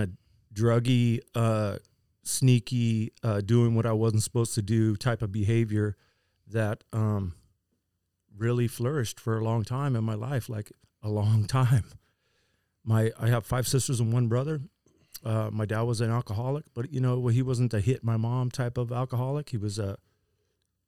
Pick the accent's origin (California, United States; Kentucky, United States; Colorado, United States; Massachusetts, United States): California, United States; Vista; Born and raised in Vista. I tried to go to school in the Vista school system